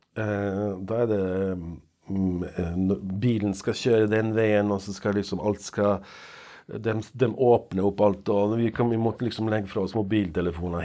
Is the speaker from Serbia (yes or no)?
yes; Serbia; Norwegian is a second language; moved away as an adult; now in Trondheim, Norway; jeg kom fra Serbia